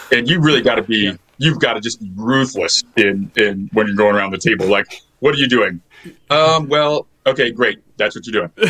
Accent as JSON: {"language": "English", "town": "Lake Geneva", "region": "Wisconsin", "country": "United States", "tie": "born or raised there", "said": "I grew up in Lake Geneva"}